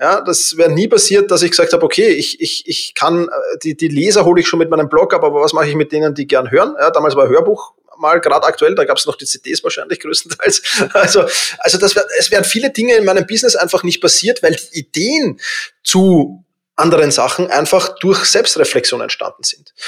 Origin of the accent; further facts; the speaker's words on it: Vienna, Austria; ich bin halt Wiener